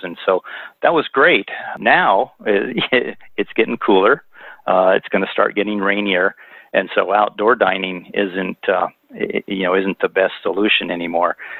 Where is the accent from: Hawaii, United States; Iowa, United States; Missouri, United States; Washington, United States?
Iowa, United States; moved away as an adult; also born or lived in Monterey, California; now in Big Sur, United States; I grew up on a farm in Iowa